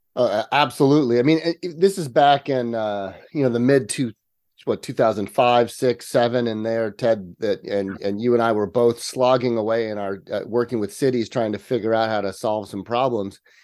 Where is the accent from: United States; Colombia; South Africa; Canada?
United States; near Yosemite National Park, Sierra Nevada, California; I am a native Californian. Um, I was actually raised in the country. I grew up just outside of Yosemite National Park, uh, up in the Sierra Nevada.